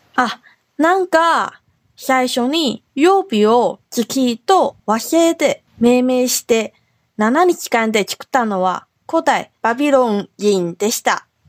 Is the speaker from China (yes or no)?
no; Taiwan; now in Okinawa, Japan; 台湾出身で、中国語担当